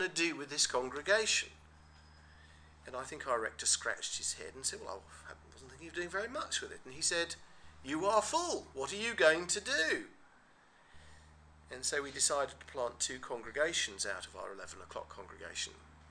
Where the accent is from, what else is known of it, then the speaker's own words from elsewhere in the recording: England, United Kingdom; We're English